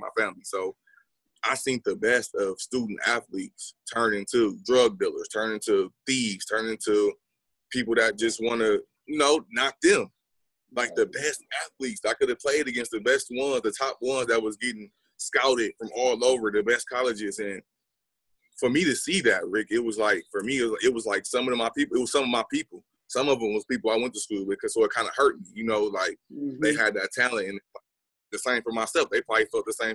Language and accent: English; Milwaukee, Wisconsin, United States; moved away as an adult; now in Austin, United States; I was born in Milwaukee